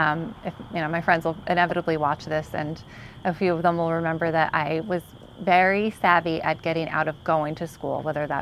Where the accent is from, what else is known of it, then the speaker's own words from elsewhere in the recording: Hazlet, New Jersey, United States; also born or lived in Union County, New Jersey; And I grew up in Hazlitt, went to Raritan.